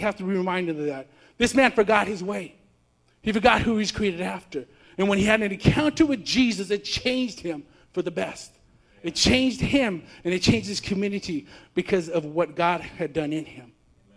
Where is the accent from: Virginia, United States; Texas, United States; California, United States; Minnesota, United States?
California, United States; I'm from California